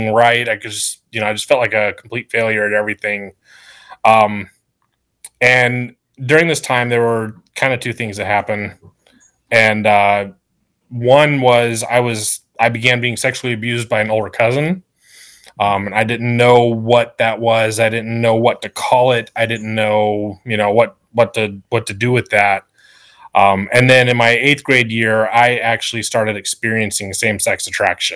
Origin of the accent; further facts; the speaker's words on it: Sumter, South Carolina, United States; also born or lived in New Mexico; I'm basically from Sumter at this point. I've lived here since I was 6 years old